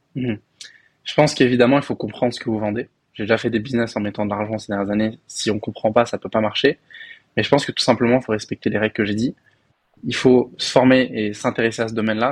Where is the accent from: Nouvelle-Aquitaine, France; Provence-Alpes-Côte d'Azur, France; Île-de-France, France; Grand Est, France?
Île-de-France, France; Paris; moved away as an adult; also born or lived in Belgium; now in Dubai, United Arab Emirates; moi, j'ai grandi à Paris, dans le 19e arrondissement